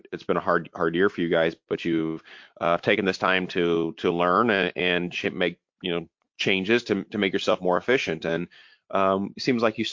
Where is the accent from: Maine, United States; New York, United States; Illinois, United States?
Illinois, United States; Edwardsville; I grew up in Edwardsville, Illinois